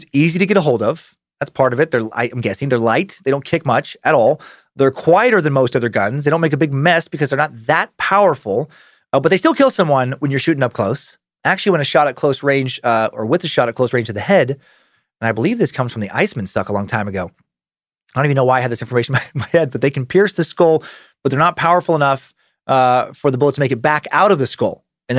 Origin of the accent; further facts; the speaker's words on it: Montana, United States; I grew up in Montana. Worked at a Chinese restaurant during high school.